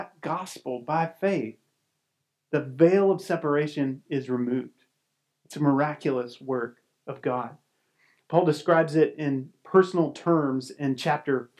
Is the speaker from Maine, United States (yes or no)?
no; Somerset, Kentucky, United States; I grew up here in Kentucky, around Somerset area.